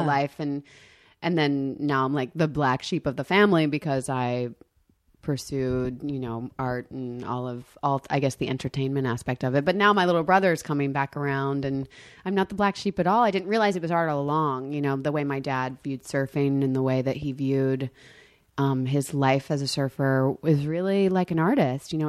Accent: the South, United States; moved away; I'm from the South

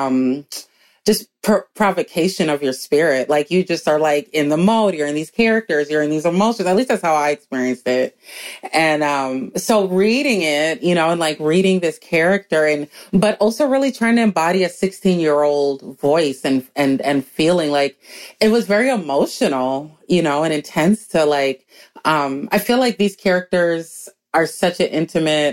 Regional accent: Minneapolis, Minnesota, United States; also born or lived in New York City; Black girl growing up in Minneapolis

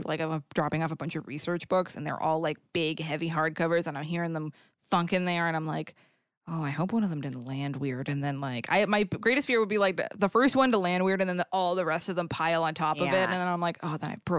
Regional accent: New England, United States; because I'm from New England, it's ….

